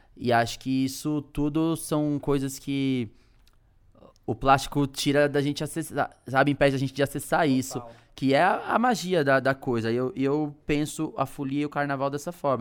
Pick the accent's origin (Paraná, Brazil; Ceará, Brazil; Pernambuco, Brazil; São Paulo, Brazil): São Paulo, Brazil; Taboão da Serra; moved away as an adult; now in São Paulo, Brazil; eu sou oriundo do Taboão da Serra, uhum. moro no hum. centro